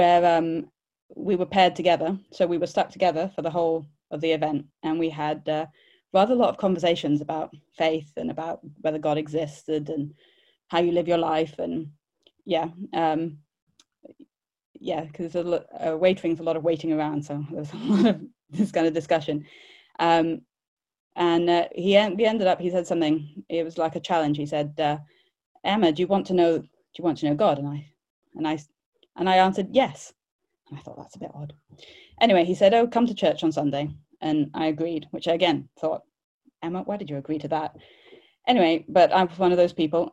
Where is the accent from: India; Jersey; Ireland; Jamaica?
India; moved away as an adult; also born or lived in London; I grew up in India, so I grew up around most of the world religions at various times